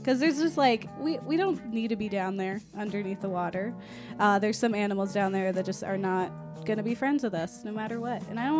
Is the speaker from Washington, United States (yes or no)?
no; Florida, United States; moved away; I am from Florida, and we're like... We have all kinds of beaches. We got real beaches, and I grew up on them.